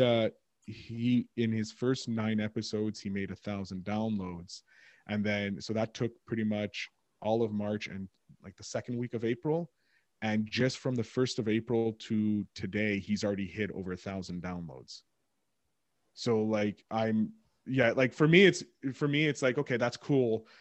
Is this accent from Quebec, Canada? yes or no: yes; Montreal, Quebec, Canada; I'm from Montreal